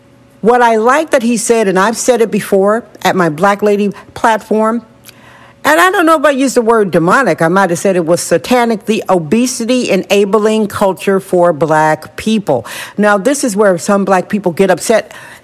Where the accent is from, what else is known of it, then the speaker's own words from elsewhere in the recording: California, United States; I know I'm real Californian.